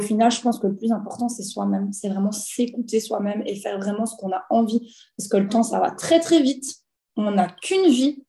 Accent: Belgium; j'ai 29 ans, je viens de Belgique

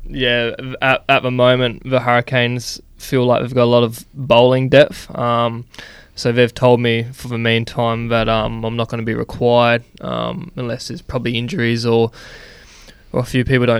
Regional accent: Perth, Western Australia, Australia; moved away as an adult; now in South Australia, Australia; born and raised in Perth

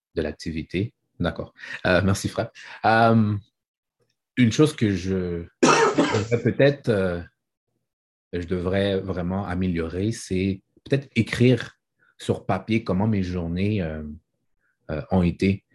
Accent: Haiti; Je suis un haïtien et ma mère fait bien à manger.

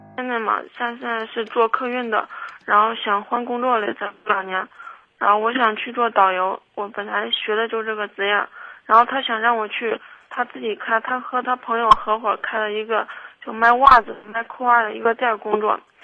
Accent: Kaifeng, Henan, China; also born or lived in Zhengzhou; 我家老家开封的，然后我们家人现在就基本上我爸妈都来郑州了。

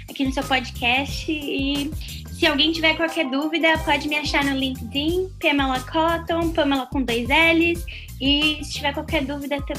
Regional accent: Brazil; moved away as an adult; now in United States; Eu vim do Brasil é, em 2013, eu, eu vim para estudar e trabalhar.

